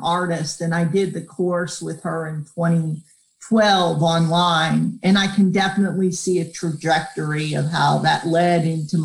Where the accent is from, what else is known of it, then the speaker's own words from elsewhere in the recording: Northeast, United States; moved away; I grew up in the Northeast